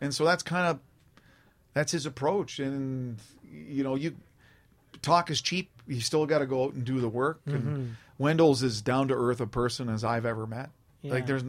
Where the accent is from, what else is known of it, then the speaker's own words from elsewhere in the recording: Canada; And as a Canadian, I don't want the nation ever to forget that, yes, we're peacekeepers, but we also have warriors in this country.